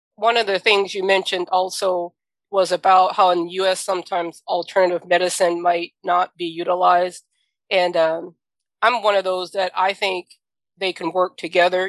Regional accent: the South, United States; I'm from the South

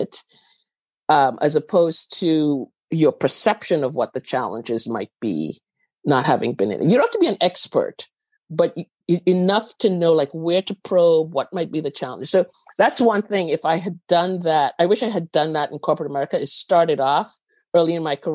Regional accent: Trinidad & Tobago; moved away; also born or lived in Venezuela; I was actually born in Venezuela. I grew up in Trinidad.

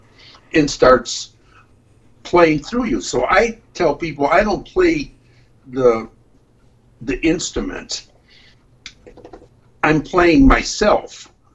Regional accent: Detroit, Michigan, United States; now in Ann Arbor, United States; I'm from Detroit

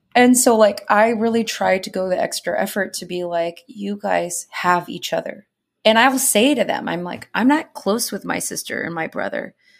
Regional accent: Indiana, United States; I'm from Indiana

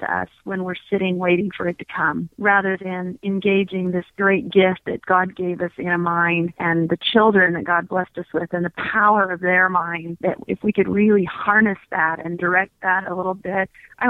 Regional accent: Virginia Beach, Virginia, United States; also born or lived in North Carolina / Georgia / Kentucky; I was born in North Carolina, moved with my family to Georgia and then Kentucky and then Virginia as a teenager. I did high school in Virginia Beach.

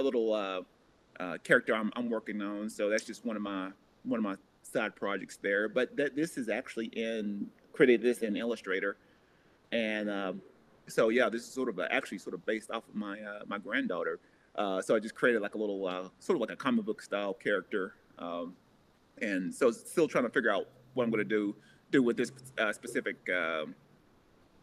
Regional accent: Tennessee, United States; moved away; a school back in my hometown in Tennessee

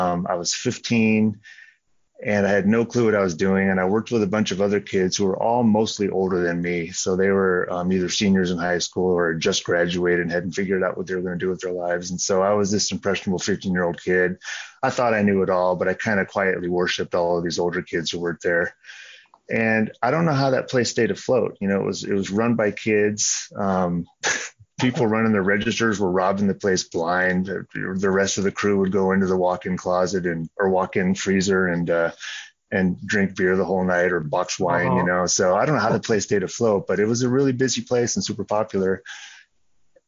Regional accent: San Jose, California, United States; moved away as an adult; also born or lived in Bloomington, Indiana / Chicago area / Ann Arbor, Michigan / Oregon; now in Boise, United States; I grew up in San Jose, California

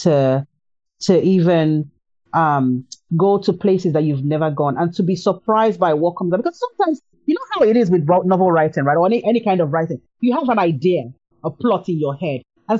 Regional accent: Nigeria; I'm Nigerian

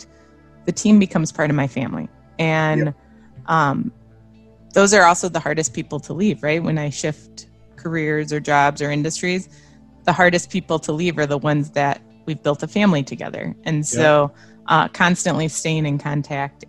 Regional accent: Byron, Illinois, United States; moved away; also born or lived in Las Vegas; I grew up in Byron, Illinois. It's near Rockford.

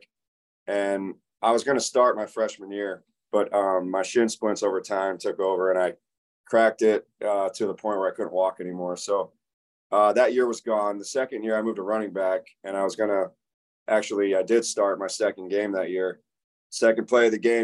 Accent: Tampa, Florida, United States; I grew up in Tampa and played football since I was 8.

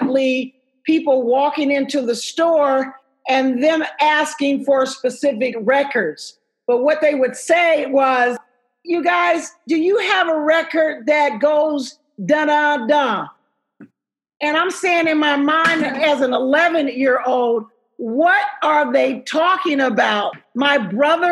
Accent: Dayton, Ohio, United States; I'm from Dayton, Ohio

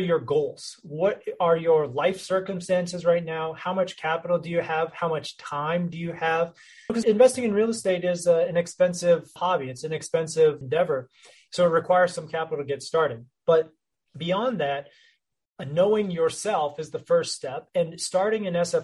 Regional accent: North Texas, United States; My background, I grew up in the North Texas area

